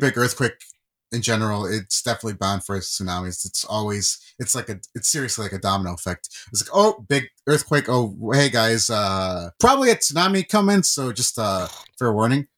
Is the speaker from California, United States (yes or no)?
yes; California, United States; moved away; I was born in California and I was born in ninety-four